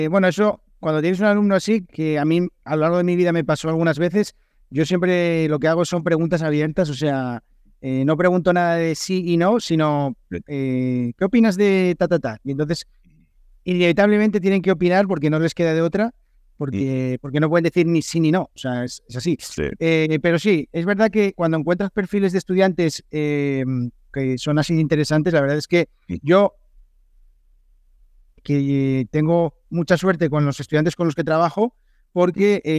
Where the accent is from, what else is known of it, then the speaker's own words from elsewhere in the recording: Spain; ¿cómo somos los españoles como estudiantes de inglés?